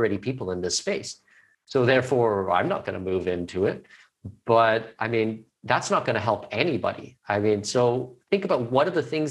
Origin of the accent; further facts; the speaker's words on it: Canada; I'm Canadian, I'm not American